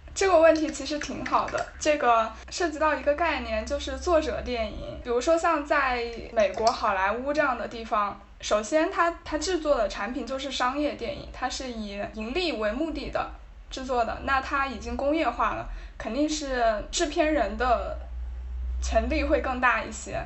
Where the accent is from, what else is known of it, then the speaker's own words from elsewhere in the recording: China; 反正当时我，我作为一个中国人，我看到这个消息还是，还是有点感动的